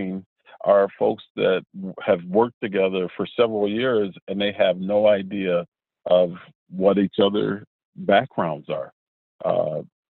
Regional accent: Cleveland, Ohio, United States; moved away; I'm originally from Cleveland, Ohio

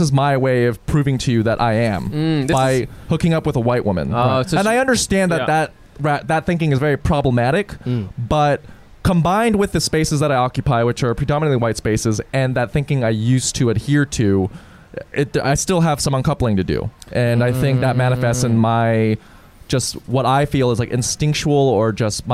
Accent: Texas, United States; I grew up in Texas. I went to a boarding school

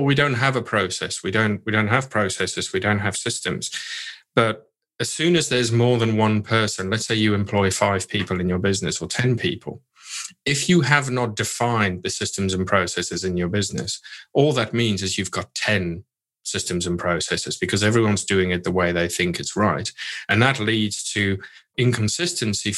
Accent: South Africa; moved away; I grew up in South Africa

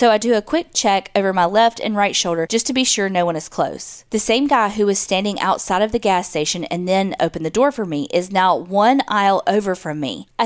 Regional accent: Mobile, Alabama, United States; You can use my name. I currently live in Georgia, but I'm from Mobile, Alabama.

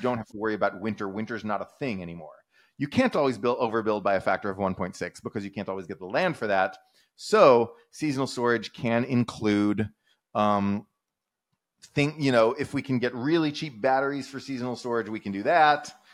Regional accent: Texas, United States; I'm a Texan

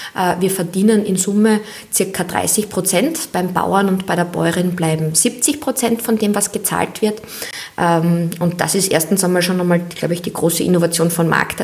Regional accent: Austria; als Mädchen in Österreich

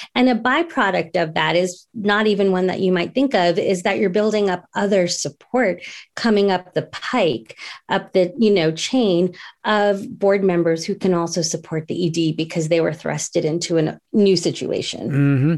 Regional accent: New Jersey, United States; growing up in New Jersey, they sent me to, um, an Indian, uh, dance teacher

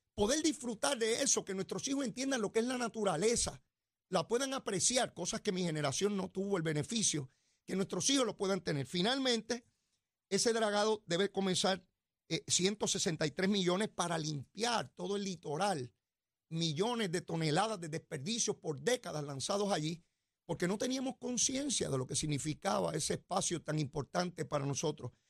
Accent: Puerto Rico; la cotidianidad con que nos desarrollamos en Puerto Rico

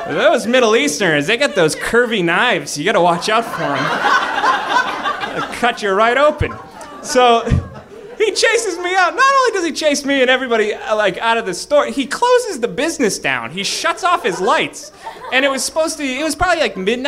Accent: Boston, Massachusetts, United States; I'm from Boston.

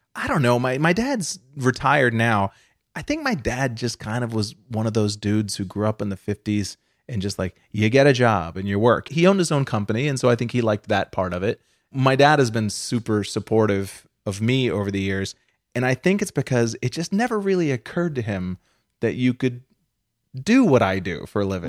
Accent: outside of Boston, Massachusetts, United States; I grew up outside of Boston in, uh, Massachusetts

